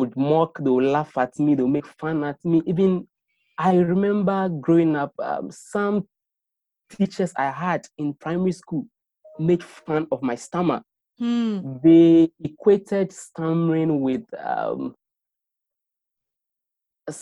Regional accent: Accra, Greater Accra, Ghana; I was born in Accra, and then I've lived in Accra all my life

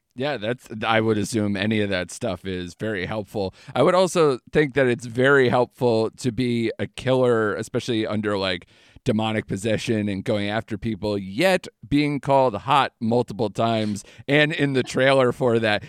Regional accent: Connecticut, United States; I'm from Connecticut

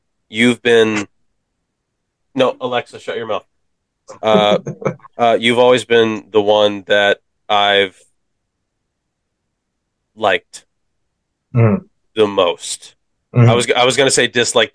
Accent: United States; We're American

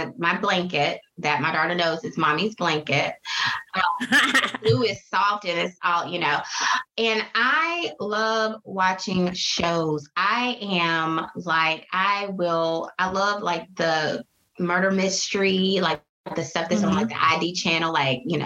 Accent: Conway, South Carolina, United States; Being from the East Coast and on, you know, close to the water, because I'm from Conway, Myrtle Beach is right there

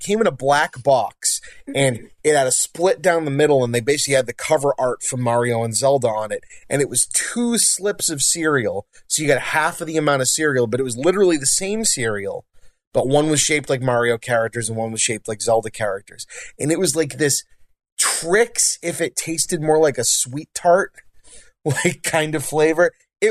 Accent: Northeast, United States; So with marshmallow fluff, again, we're from the Northeast. I bet you didn't know that marshmallow fluff was from our area, but it's another thing we lay claim

